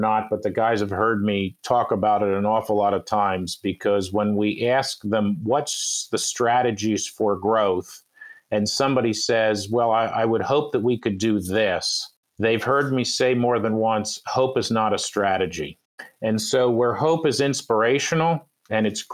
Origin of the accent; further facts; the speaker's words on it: Philadelphia, Pennsylvania, United States; I am from Philadelphia